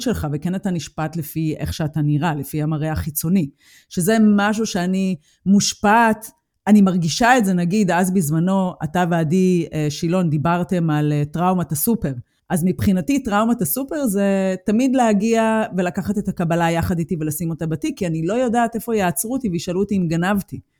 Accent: Israel; moved away as an adult; now in Germany; אני הגעתי מישראל

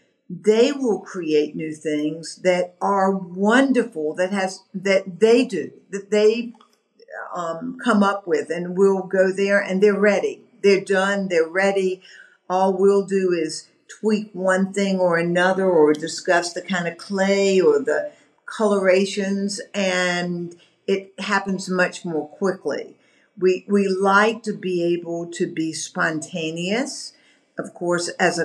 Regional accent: the American South, United States; being a Southerner, you know, we have a heritage of greeting people and welcoming people

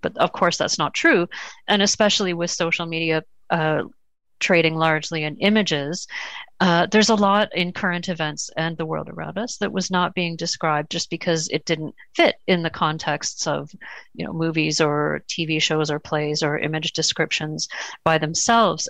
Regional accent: Toronto, Ontario, Canada; We're, we're from Canada and Toronto

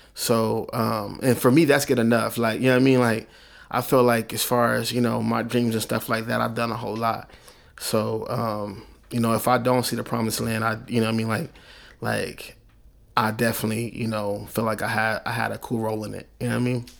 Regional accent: Oklahoma City, Oklahoma, United States; I'm from Oklahoma City

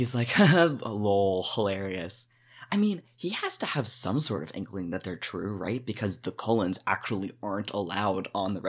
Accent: Northeast, United States; I'm from the Northeast. We don't have reservations.

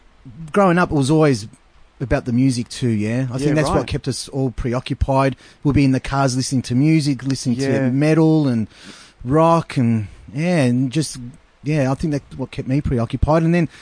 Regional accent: St Albans, Victoria, Australia; I grew in the West, nice town called St. Albans.

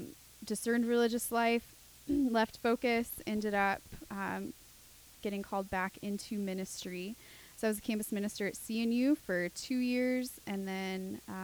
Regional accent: Charlottesville, Virginia, United States; also born or lived in Newport News; So I was born Newport News, moved around, ended up settling in Charlottesville.

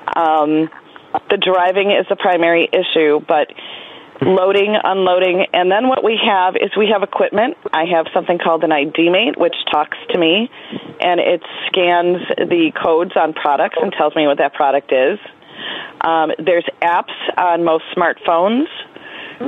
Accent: New York, United States; I'm from New York, and my vending route uh, covers Erie and Niagara County, which is in western New York

